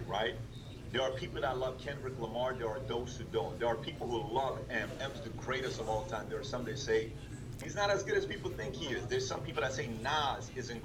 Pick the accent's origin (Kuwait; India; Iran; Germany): Iran; now in United States; I'm really from Iran